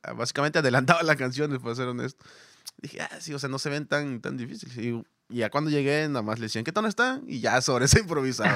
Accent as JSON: {"language": "Spanish", "region": "Veracruz", "country": "Mexico", "moved": "yes", "lives_now": "Monterrey, Mexico", "said": "yo no soy ah, de Monterrey, o sea, yo vengo de Veracruz"}